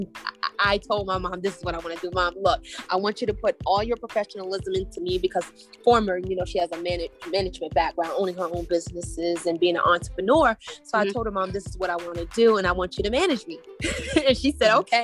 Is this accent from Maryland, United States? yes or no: yes; Maryland, United States; Growing up in Maryland, it was quite diverse for me